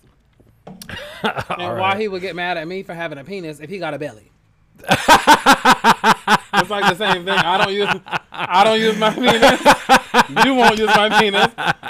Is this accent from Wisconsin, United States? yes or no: no; Hawaii, United States; moved away; I'm from Hawaii.